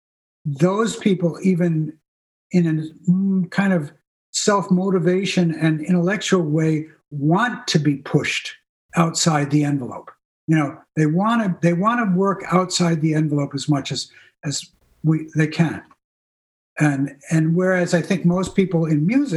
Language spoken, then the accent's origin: English; New England, United States; I grew up in New England, you know, and the idea was you were as self-reliant as possible